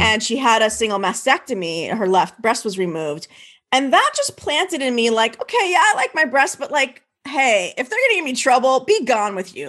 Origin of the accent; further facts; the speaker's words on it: New Jersey, United States; I'm an East Coast gal. I grew up in New Jersey